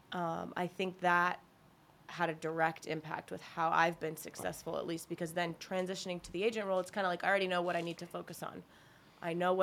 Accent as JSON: {"language": "English", "town": "Burke", "region": "Virginia", "country": "United States", "tie": "born or raised there", "said": "I grew up in Burke, Virginia"}